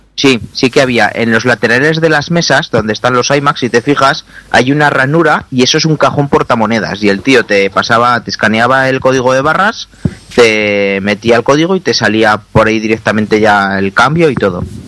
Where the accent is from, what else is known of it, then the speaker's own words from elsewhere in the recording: Zaragoza, Aragon, Spain; los que somos de Zaragoza